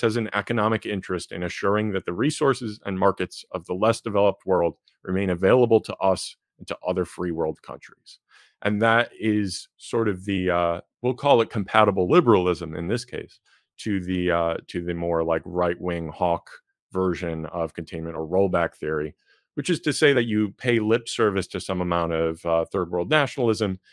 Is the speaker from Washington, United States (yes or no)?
no; Chicago, Illinois, United States; here in in my hometown